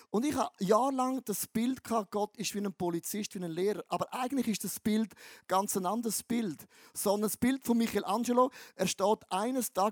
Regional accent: Eastern Switzerland, Switzerland; Wenn ich als ein Ostschweizer, geboren am Rhein, das Wort Test höre, denke ich, Scheiße.

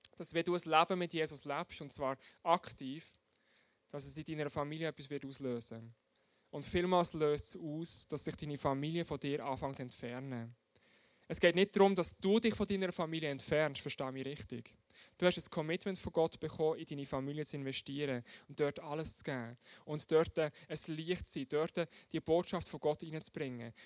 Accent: Switzerland; bei uns in der Schweiz

